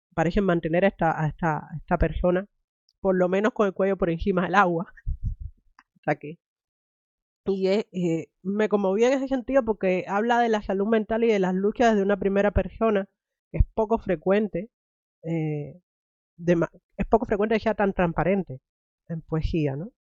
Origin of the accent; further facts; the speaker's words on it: Cuba; yo soy cubana